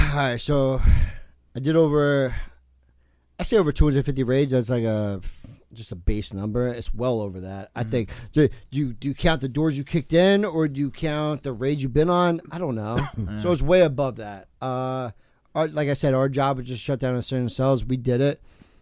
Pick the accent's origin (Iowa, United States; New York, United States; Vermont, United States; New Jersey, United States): New Jersey, United States; Toms River; also born or lived in California; I grew up in Toms River.